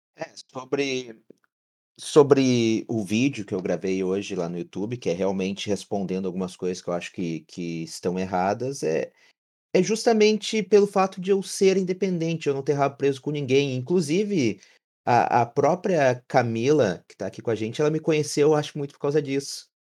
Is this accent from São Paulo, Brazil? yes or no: no; Camaquã, Rio Grande do Sul, Brazil; Fui criado indo em Núcleo dos Colorados, aqui em Camacuã